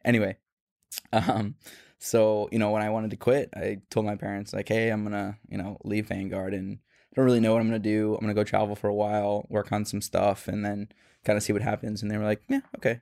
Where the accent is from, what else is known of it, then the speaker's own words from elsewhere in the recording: Phoenix, Arizona, United States; the same part of Phoenix that I'm from